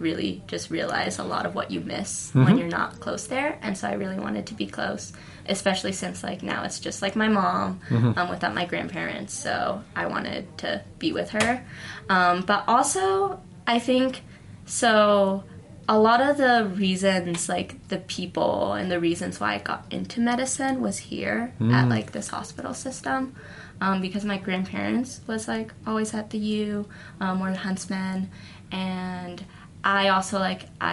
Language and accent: English; United States; I'm an American.